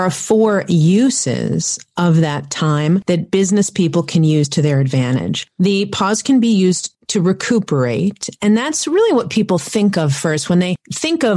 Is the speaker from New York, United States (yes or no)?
yes; New York City, New York, United States; I grew up in Manhattan